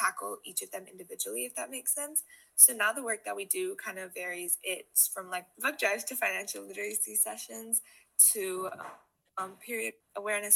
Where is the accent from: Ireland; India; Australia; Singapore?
India; growing up in India